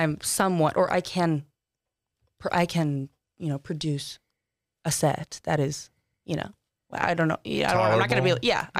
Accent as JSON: {"language": "English", "region": "Texas", "country": "United States", "said": "Yeah, I'm a Texan."}